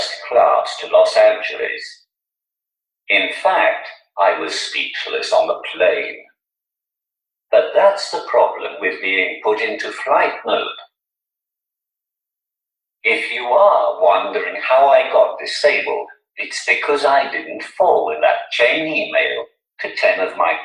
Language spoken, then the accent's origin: English; Newcastle upon Tyne, North East England, United Kingdom; accent: Geordie; I'm from Newcastle.